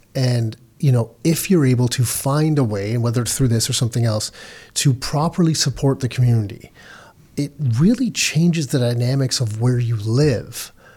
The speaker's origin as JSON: {"language": "English", "country": "Canada", "tie": "born or raised there", "said": "I was born in Canada"}